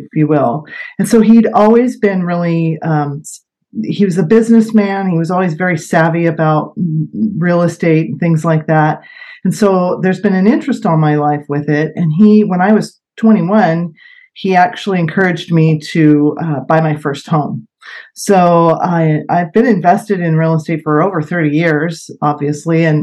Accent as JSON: {"language": "English", "town": "Sebastopol", "region": "California", "country": "United States", "tie": "born or raised there", "also_born_or_lived": "Santa Rosa, California", "said": "I grew up in Sebastopol over in West County, and I currently live in the Wickiup area of Santa Rosa"}